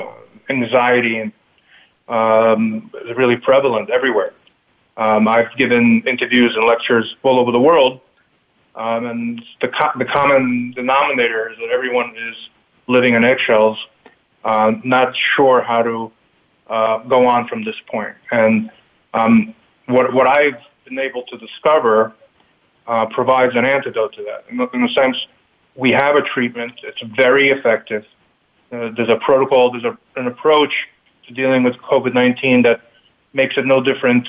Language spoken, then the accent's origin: English; New York City, New York, United States; also born or lived in Kyiv, Ukraine / Long Island, New York / Buffalo, New York; now in upstate New York, United States; I was born in the Ukraine, in Kiev, 1973. At that point, it was the USSR. And my family moved to Brooklyn, New York in 1978. I was 4 years old. Grew up in Brooklyn